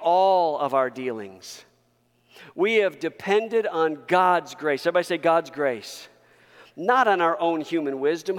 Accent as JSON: {"language": "English", "country": "United States", "said": "I am first a Christian before I'm an American"}